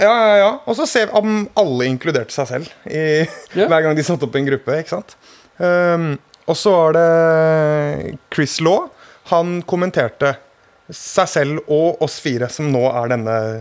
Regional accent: Hønefoss, Buskerud, Norway; jeg har et kompisband fra min hjemby Hønefoss

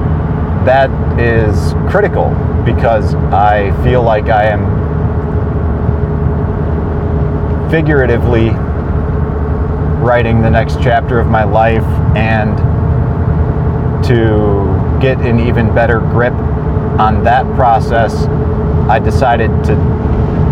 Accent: Bay Village, Ohio, United States; the house I grew up in Brook Lane, Bay Village, Ohio

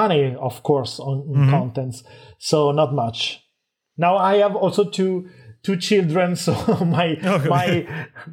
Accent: Italy; I wanted to compete with the biggest telco in my native country. I'm from Italy

